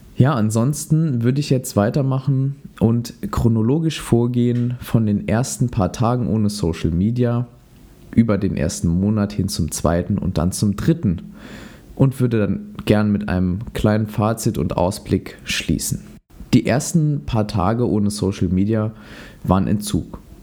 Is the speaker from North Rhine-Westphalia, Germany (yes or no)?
no; Saarland, Germany; in meiner Heimat im Saarland